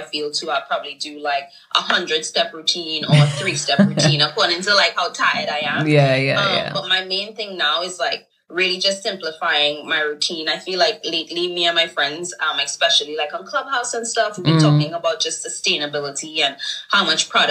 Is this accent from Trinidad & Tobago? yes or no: yes; Trinidad & Tobago; moved away as an adult; also born or lived in Brooklyn, New York; now in New York, United States; growing up in Trinidad definitely was more of like glam, rhinestones, colorful, maybe a little lipstick